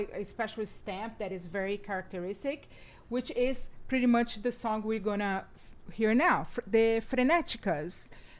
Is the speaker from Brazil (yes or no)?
yes; São Paulo, Brazil; moved away; also born or lived in Bauru, Brazil; I grew up in São Paulo, but I was born in the countryside in a city called Bauru